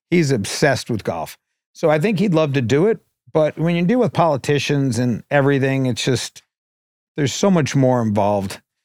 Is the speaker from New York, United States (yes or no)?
yes; New York, United States; now in Los Angeles, United States; I grew up on the Upper East Side